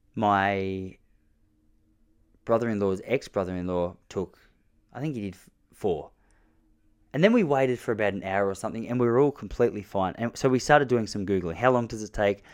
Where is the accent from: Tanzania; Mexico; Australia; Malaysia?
Australia; As an Australian bloke